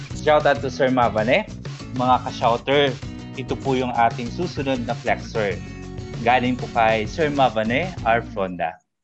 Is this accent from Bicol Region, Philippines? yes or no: yes; Bicol Region, Philippines; now in Bohol, Philippines; I am a Bicolano, but currently based here in Bohol